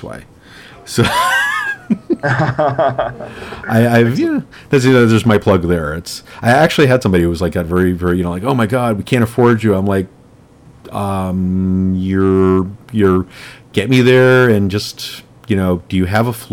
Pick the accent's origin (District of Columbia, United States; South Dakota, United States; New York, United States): New York, United States; I'm from New York